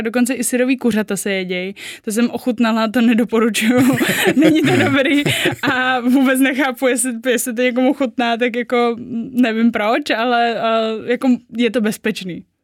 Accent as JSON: {"language": "Czech", "country": "Czechia", "also_born_or_lived": "Japan", "said": "já jako Češka eh, jezdím do Japonska dělat a zároveň jako Japonka tam jako miluju"}